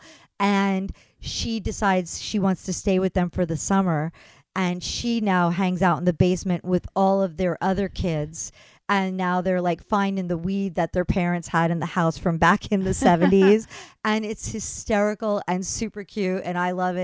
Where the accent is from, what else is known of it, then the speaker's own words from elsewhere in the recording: East Coast, United States; growing up on the East Coast